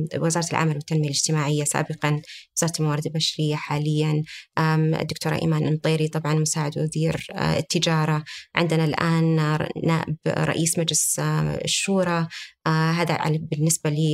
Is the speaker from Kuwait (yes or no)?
no; Saudi Arabia; عندنا في المملكة العربية السعودية